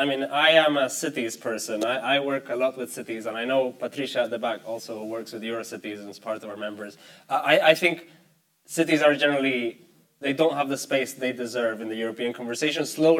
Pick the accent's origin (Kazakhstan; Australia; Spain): Spain; I come from Spain. Spain will not reach the 2030 agenda because the government one day wakes up and decides they reached it.